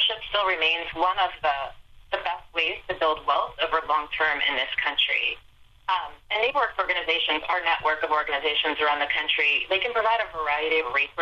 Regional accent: Elizabeth, Ohio, United States; I hail from Ohio, Eastern Ohio. Elizabeth, Ohio is my hometown

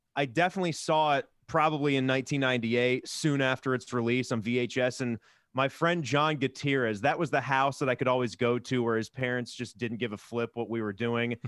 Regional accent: Virginia, United States; I grew up in Virginia where we had Paramount's King's Dominion

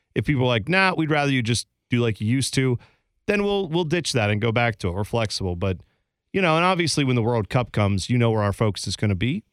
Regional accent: Columbus, Ohio, United States; growing up in Columbus

